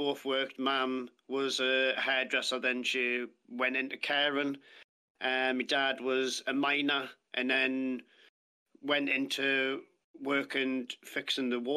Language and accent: English; Ashington, North East England, United Kingdom; also born or lived in Lynemouth / Bedlington; growing up in Asherton, Northumberland, moved to a few different places